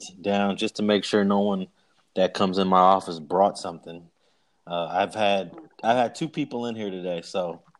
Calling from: Los Angeles, California, United States; I am in Los Angeles in the Leimert Park section, just posted up at my desk.

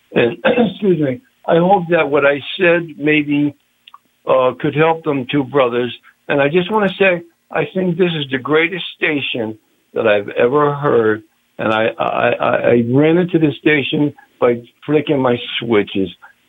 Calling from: New Haven, Connecticut, United States; I'm calling from New Haven, Connecticut.

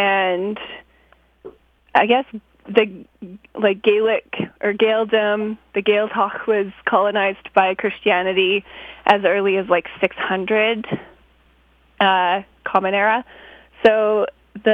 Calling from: Whaletown, British Columbia, Canada; I'm calling from my cozy little cabin in Whale Town, where I'm covered in snow.

